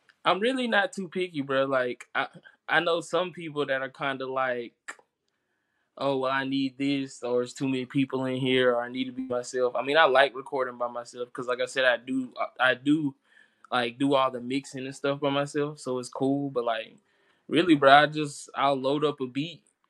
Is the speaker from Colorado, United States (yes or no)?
no; Chattanooga, Tennessee, United States; also born or lived in Kensington, Georgia; I'm from Chattanooga, Tennessee. I've lived here since I was, like, 9 years old, so pretty much my whole life. Before that, I was living in Kensington, Georgia